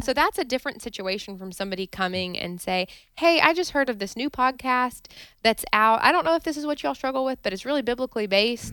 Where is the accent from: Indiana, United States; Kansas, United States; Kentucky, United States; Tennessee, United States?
Kentucky, United States; Wilmore; I grew up in Wilmore, Kentucky, so near Lexington